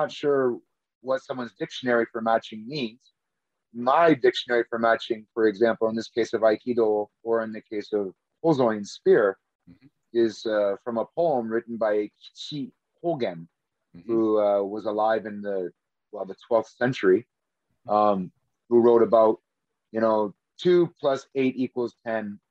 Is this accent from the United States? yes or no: no; Canada; I'm from Canada